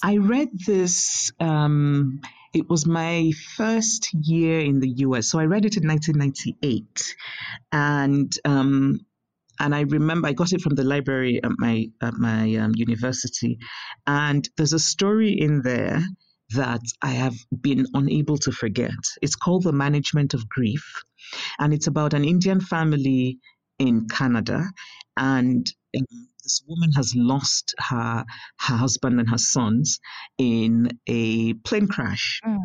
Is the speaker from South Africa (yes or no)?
no; Nigeria; moved away; also born or lived in United States; growing up in Nigeria